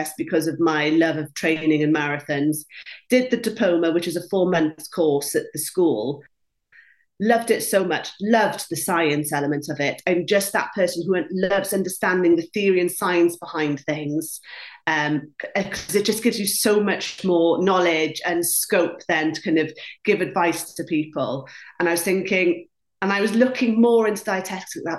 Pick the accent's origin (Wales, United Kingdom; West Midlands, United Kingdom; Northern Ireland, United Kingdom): Wales, United Kingdom; first language Welsh; English is a second language; Welsh is my first language